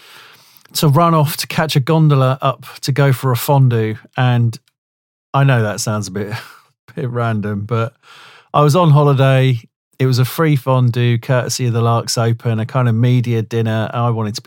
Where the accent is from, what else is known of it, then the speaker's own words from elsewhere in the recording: London, United Kingdom; when I was growing up in Southeast London